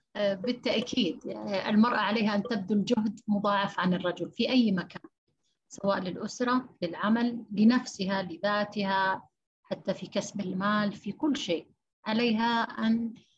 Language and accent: Arabic; Saudi Arabia; عندنا في السعودية